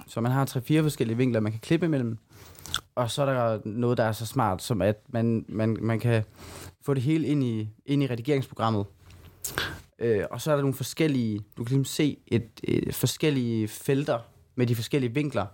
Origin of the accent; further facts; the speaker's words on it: Silkeborg, Central Denmark Region, Denmark; vores egen open mic i Silkeborg, hvor jeg kommer fra.